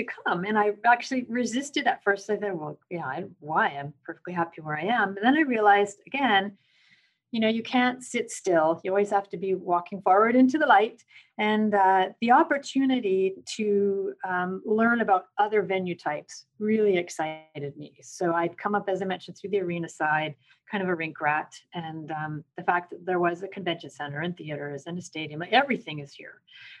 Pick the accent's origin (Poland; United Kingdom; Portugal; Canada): Canada; now in United States; So I have still a Canadian citizenship because Canada always recognizes you as Canadian, even though the US doesn't.